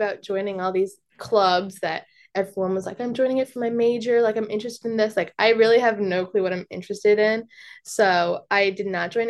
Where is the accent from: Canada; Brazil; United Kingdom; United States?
United States; Westchester, New York; I'm from Westchester.